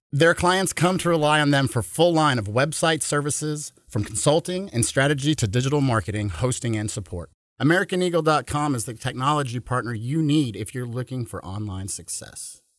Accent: Houston, Texas, United States; being from Houston, in 1993 when Bud Adams took the team to Tennessee. I was 13 years

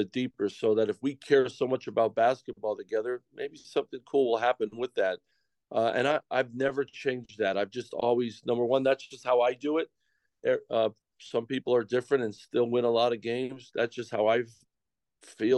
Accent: Pennsylvania, United States; moved away as an adult; back in my home state, in my wife's home state, at Penn State

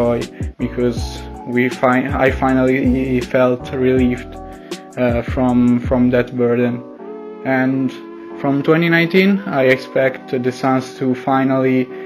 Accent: Italy; English is a second language; as you can tell from my accent, I'm not American. I'm Italian

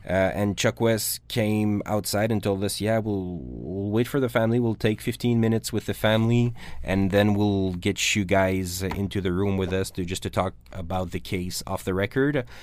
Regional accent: Canada; we're Canadian

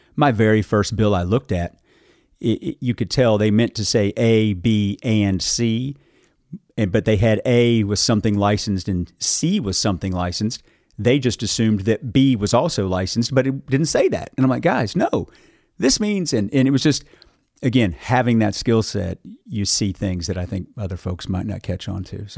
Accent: Carter County, eastern Kentucky, United States; now in Bardstown, United States; grew up in eastern Kentucky.

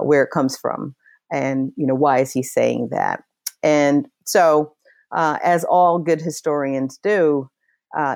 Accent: Washington, District of Columbia, United States; also born or lived in York, Pennsylvania; I was born in York, Pennsylvania, but moved to Washington, D.C. when I was about 8 years, 8 years old

